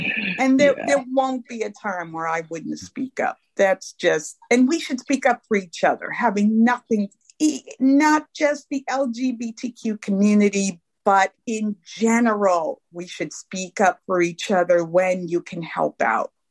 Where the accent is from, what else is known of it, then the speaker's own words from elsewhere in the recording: New York City, New York, United States; I grew up in Brooklyn, New York.